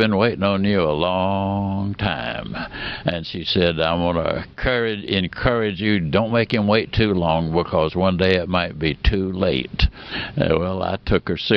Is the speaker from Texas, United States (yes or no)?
no; Mississippi, United States; also born or lived in Alabama; I was born in Alabama and raised in Mississippi